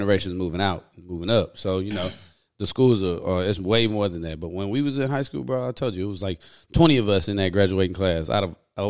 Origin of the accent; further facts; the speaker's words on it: Houston, Texas, United States; also born or lived in Cinco Ranch, Texas; my high school graduating class at Cinco Ranch, we probably had 20 black people.